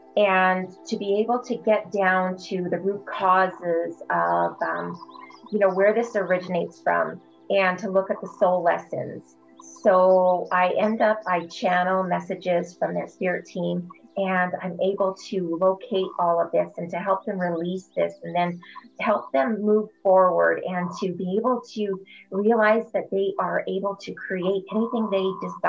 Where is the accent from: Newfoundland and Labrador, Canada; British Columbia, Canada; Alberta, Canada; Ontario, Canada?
Alberta, Canada; Fort Saskatchewan; So I'm … from Holistic Modalities, and I am from Fort Saskatchewan, Alberta, Canada.